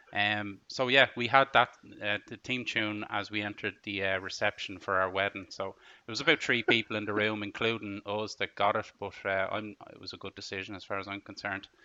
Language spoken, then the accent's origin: English; Ireland; I know I'm Irish